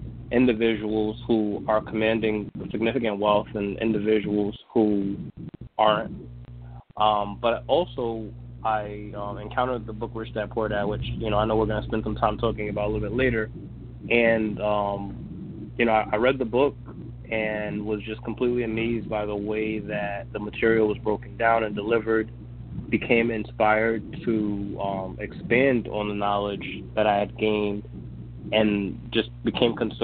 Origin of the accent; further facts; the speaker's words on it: Mount Vernon, New York, United States; moved away as an adult; also born or lived in San Antonio, Texas; now in Hartford, United States; I grew up in Mount Vernon, New York